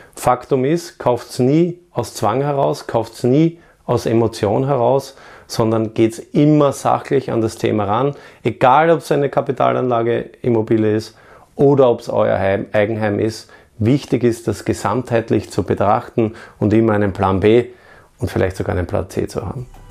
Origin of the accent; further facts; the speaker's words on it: Vienna, Austria; in meine Heimatstadt Wien.